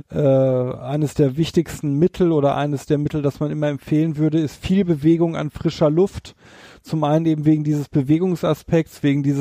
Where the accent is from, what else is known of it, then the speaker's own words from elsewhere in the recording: North Rhine-Westphalia, Germany; Bei uns hier in der Stadt, ich komme ja hier aus dem Ruhrgebiet, da haben wir viele, viele Menschen, die keine Gärten haben.